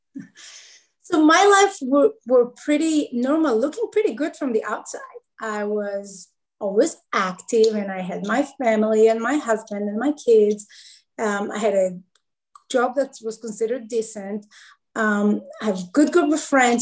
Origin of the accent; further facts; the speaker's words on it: Israel; now in Charlotte, United States; I live in Charlotte, North Carolina. I'm originally from Israel.